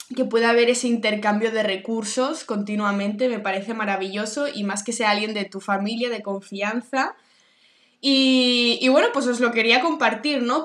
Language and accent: Spanish; Barcelona, Catalonia, Spain; also born or lived in New York; soy de Barcelona